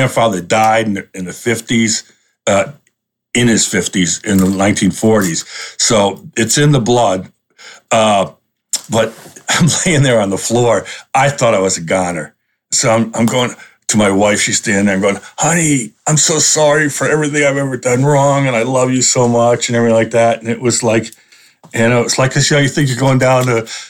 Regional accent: Rhode Island, United States; moved away as an adult; also born or lived in Port Huron, Michigan; I grew up in New England, in Rhode Island.

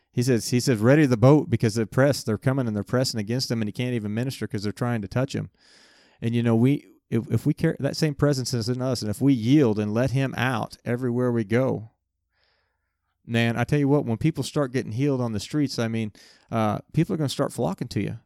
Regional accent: United States; also born or lived in Winfield, Kansas

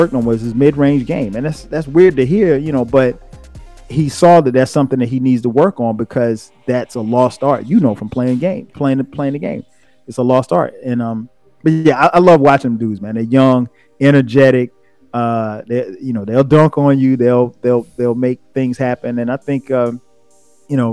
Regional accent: Florence, South Carolina, United States; I started playing organized football at the age of 8 in my hometown of Florence, South Carolina.

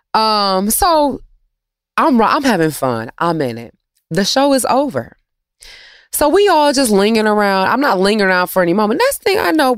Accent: Detroit, Michigan, United States; I'm from Detroit

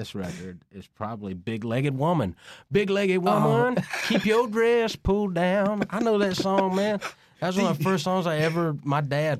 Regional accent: near Albany, Georgia, United States; where I'm from, Albany is about 30 minutes away from my hometown.

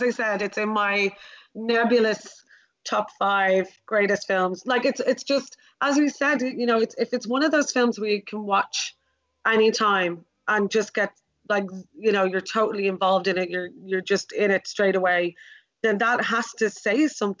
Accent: Ireland; as an Irish person

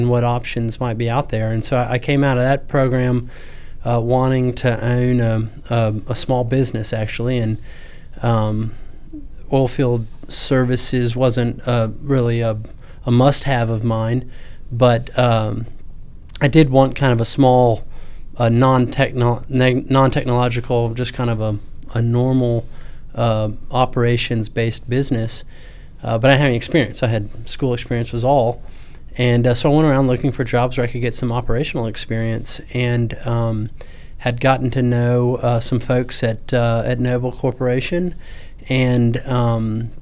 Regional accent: Houston, Texas, United States; also born or lived in Virginia; But I'm from Houston. Grew up born and raised in Houston

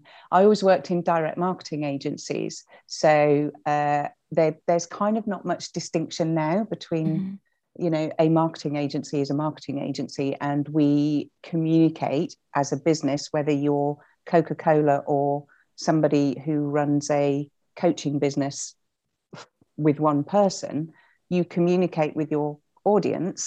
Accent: Hull, Yorkshire and the Humber, United Kingdom; moved away as an adult; also born or lived in Cirencester; I was from Hull. Came down, joined the grad scheme

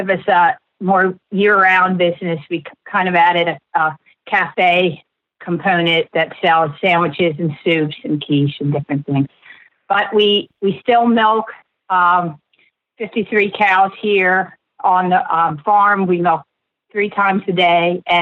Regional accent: Churchville, United States; the dairy farm I grew up on in Churchville, about 5 miles away

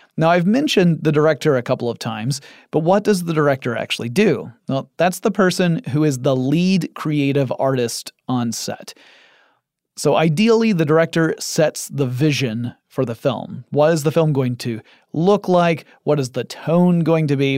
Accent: Atlanta, Georgia, United States; I live in Atlanta, Georgia, in the United States of America. And my hometown has become something of a second Hollywood

